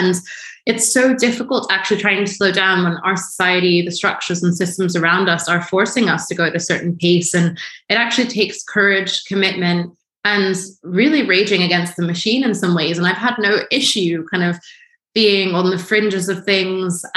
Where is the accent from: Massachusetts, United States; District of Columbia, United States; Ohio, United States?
District of Columbia, United States; Washington; I grew up in Washington, D.C.